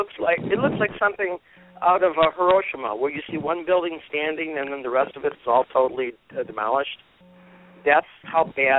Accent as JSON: {"language": "English", "town": "Detroit", "region": "Michigan", "country": "United States", "tie": "born or raised there", "said": "I was born and raised in Detroit, and I live basically in a suburb. My dad basically walked to Detroit from Pennsylvania from the coal mines because this is where the jobs were."}